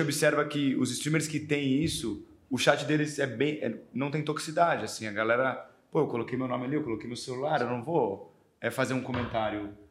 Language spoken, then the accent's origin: Portuguese; Brazil; como bons brasileiros